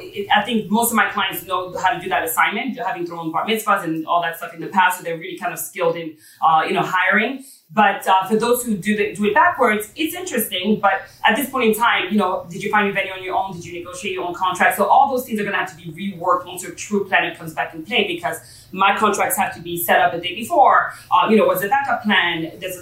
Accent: Paris, Île-de-France, France; moved away; I have the kind of, you know, European background, growing up in Paris

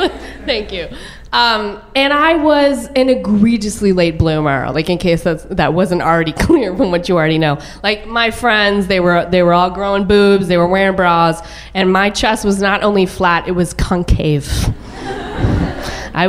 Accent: a suburb of Dallas, Texas, United States; born or raised there

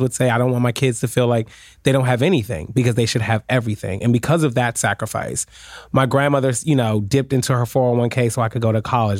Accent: Washington, District of Columbia, United States; also born or lived in Prince George's County, Maryland / New York / Florida; now in New Jersey, United States; I grew up in Washington D.C. and I will mm-hmm. always say I am a D.C. native

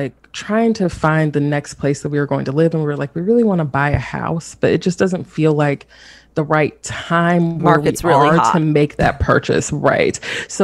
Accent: the South, United States; now in North Carolina, United States; So I'm based in North Carolina, and I'm from the South.

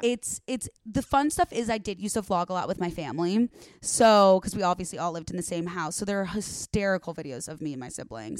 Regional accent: Arlington Heights, Illinois, United States; moved away as an adult; now in Los Angeles, United States; the northwest suburbs of Chicago

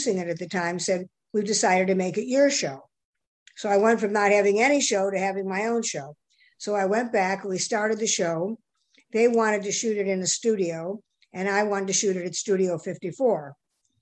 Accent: Beverly Hills, California, United States; born or raised there; also born or lived in Chicago, Illinois / New York City; now in Los Angeles, United States

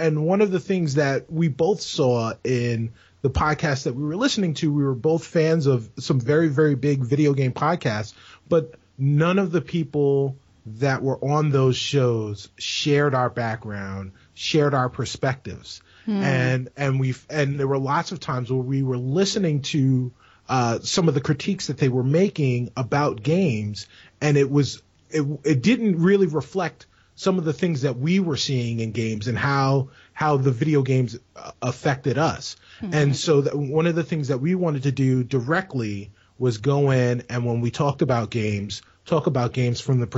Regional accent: New York City, New York, United States; moved away; also born or lived in Chicago; I'm originally from the Bronx. But I was living in Chicago when we met.

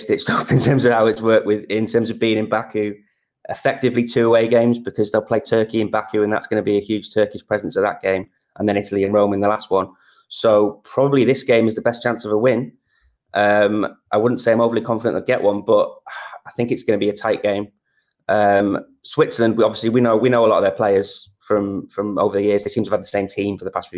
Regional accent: North Wales, United Kingdom; I grew up in North Wales with a family who were obsessed with Wales getting to tournaments

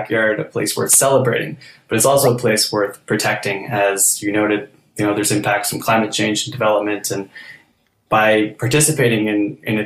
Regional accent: Kitchener, Ontario, Canada; also born or lived in British Columbia / Guelph; having grown up kayaking on the Grand River, mostly around Kitchener

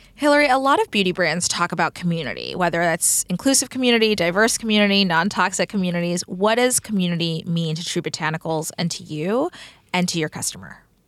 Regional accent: Texas, United States; I'm from Texas

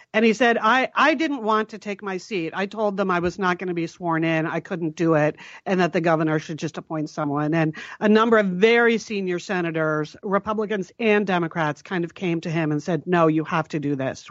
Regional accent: Connecticut, United States; when we were growing up in Connecticut, and both of our parents were from New Haven

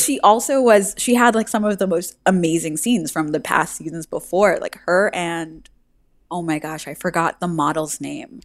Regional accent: New York City, New York, United States; I'm from New York City

